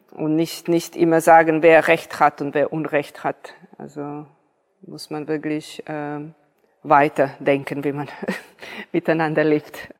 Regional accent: Niš, Serbia; moved away; ich bin hier in Serbien geboren.

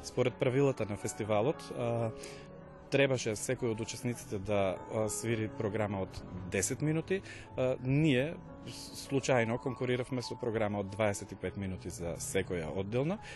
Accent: Strumica, North Macedonia; доаѓам од Струмица

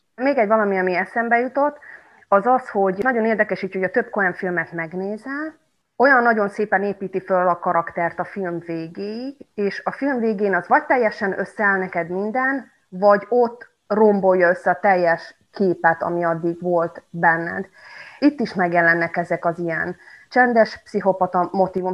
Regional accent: Subotica, Vojvodina, Serbia; moved away as an adult; now in Kanjiža, Serbia; Magyar Kanizsán élek már tíz éve, de eredetileg egyébként szabadkai vagyok

